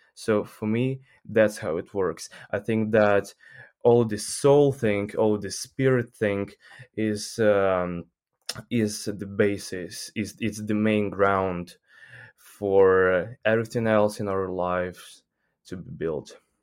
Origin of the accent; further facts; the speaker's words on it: Ukraine; English is a second language; I'm from Ukraine